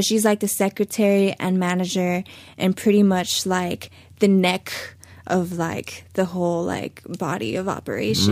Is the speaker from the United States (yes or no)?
yes; Los Angeles, California, United States; also born or lived in Hollywood; I was born in Hollywood, but I was very much raised in the valley